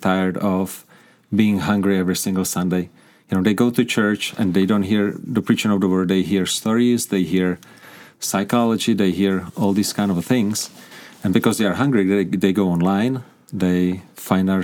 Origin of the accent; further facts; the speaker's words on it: Prague, Czechia; English is a second language; moved away as an adult; now in Kuřim, Czech Republic; But I grew up in Prague. I grew up in the capital.